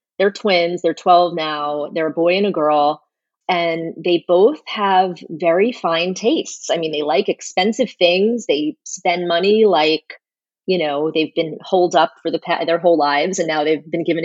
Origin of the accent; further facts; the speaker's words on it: North Miami Beach, Florida, United States; moved away as an adult; also born or lived in New York City; I grew up in North Miami Beach.